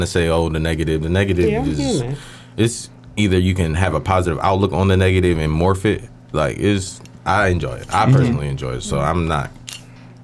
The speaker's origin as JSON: {"language": "English", "town": "Philadelphia", "region": "Pennsylvania", "country": "United States", "tie": "born or raised there", "said": "I'm a Philadelphia native"}